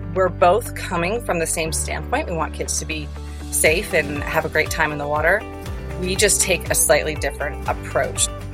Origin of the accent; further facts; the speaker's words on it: the Florida Keys, United States; moved away as an adult; now in Colorado, United States; I was born and raised in the Keys